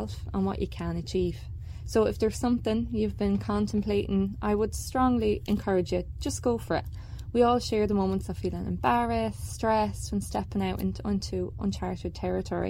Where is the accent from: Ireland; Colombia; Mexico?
Ireland; now in Canada; my own experiences growing up in Ireland where winter sports were limited